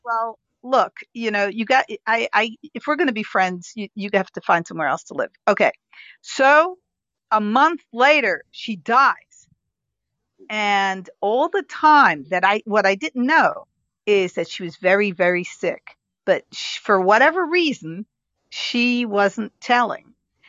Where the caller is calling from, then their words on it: Germany; I'm in Germany.